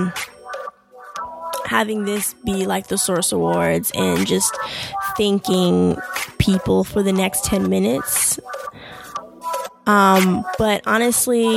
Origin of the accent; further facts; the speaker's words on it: Jamaica; I'm Jamaican